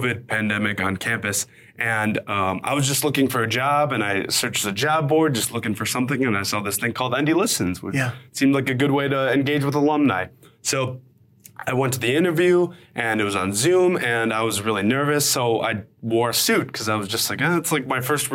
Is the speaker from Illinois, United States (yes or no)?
yes; Chicago, Illinois, United States; I grew up on the southeast side of Chicago in the shadow of the old steel mills